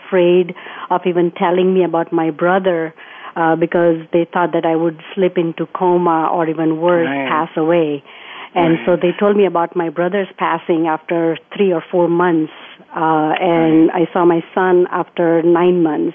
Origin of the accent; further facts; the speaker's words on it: India; moved away as an adult; now in United States; I was born in India, and then mm-hmm. I grew up there. And at the age of 18, I got married, and I came here to the United States